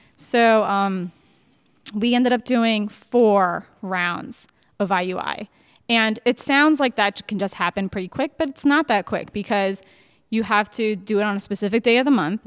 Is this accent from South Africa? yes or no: no; New Jersey, United States; moved away as an adult; also born or lived in Baltimore / Richmond / Cleveland; I'm 34 from New Jersey